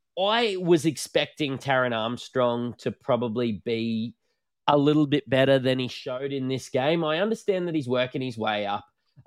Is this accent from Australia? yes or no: yes; Brisbane, Queensland, Australia; I know I'm from Brisbane